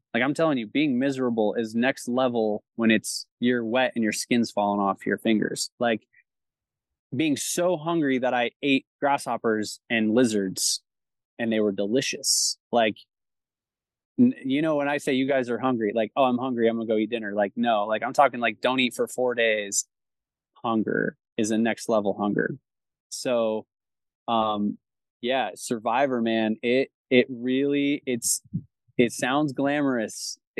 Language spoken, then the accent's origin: English; Chandler, Arizona, United States; So I grew up in South Chandler, like Queen Creek, at the foot of the Santan Mountains down there.